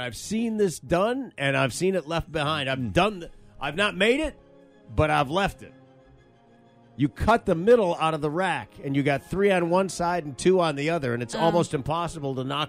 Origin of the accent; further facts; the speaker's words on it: Michigan, United States; Michigan. My home state, the state I was born and raised